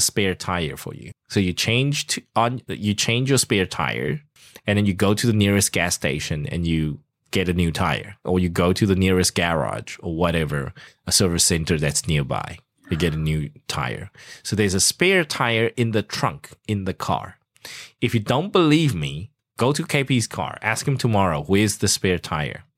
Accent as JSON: {"language": "English", "country": "South Africa", "tie": "born or raised there", "moved": "yes", "said": "I grew up in South Africa"}